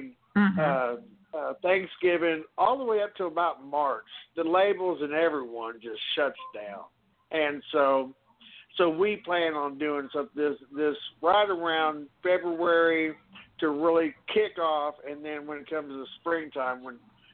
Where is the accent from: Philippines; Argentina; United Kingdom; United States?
United States; Kansas; now in Texas, United States; I'm from Kansas originally.